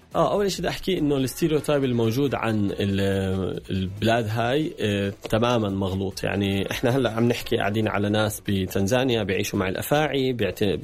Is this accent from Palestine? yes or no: yes; Palestine; also born or lived in Jordan; إني أنا فلسطيني